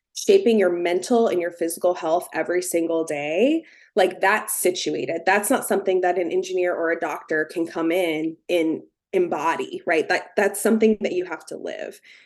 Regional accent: Cincinnati, Ohio, United States; now in Morgantown, United States; I grew up in the Cincinnati area

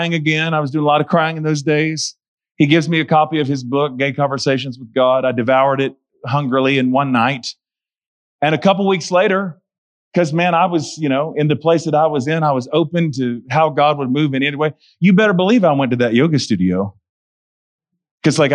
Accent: Charlotte, North Carolina, United States; I'm 3.5 hours away from my hometown where I lived.

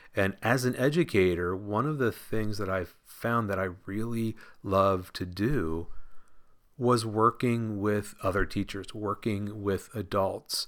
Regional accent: Washington, Pennsylvania, United States; I grew up in Washington, Pennsylvania, just south of Pittsburgh, P

